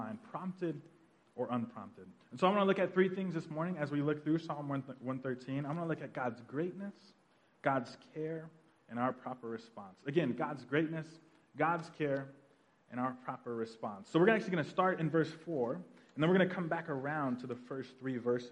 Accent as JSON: {"language": "English", "town": "Tulsa", "region": "Oklahoma", "country": "United States", "tie": "born or raised there", "moved": "yes", "said": "we're all from Tulsa, Oklahoma, and we actually grew up in a pretty traditional Black Baptist church on the north side of Tulsa"}